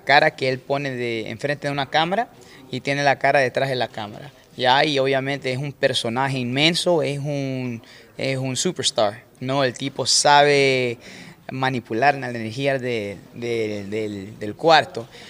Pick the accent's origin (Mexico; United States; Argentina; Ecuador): Ecuador; Manta, Manabí; moved away; Yo soy de Manta, Manta Manaví es como un par de horas de Chones